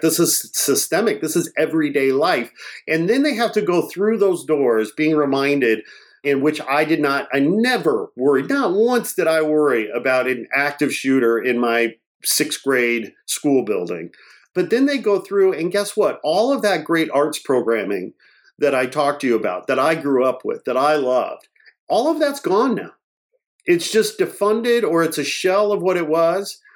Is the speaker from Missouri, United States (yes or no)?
no; Portage, Indiana, United States; also born or lived in Gary, Indiana; I grew up, I was born in Gary, Indiana, and I was raised, I'm a working class kid from a blue collar family. I went to uh, public school there in Portage, Indiana